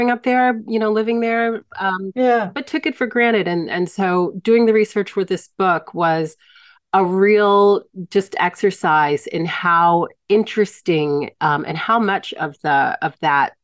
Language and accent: English; Hampton, Virginia, United States; moved away as an adult; also born or lived in Mexico; growing up in the Hampton Roads area